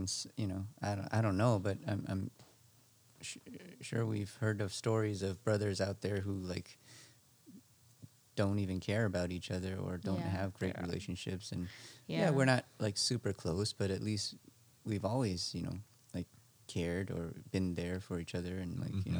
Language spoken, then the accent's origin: English; Las Vegas, Nevada, United States; We were born in Las Vegas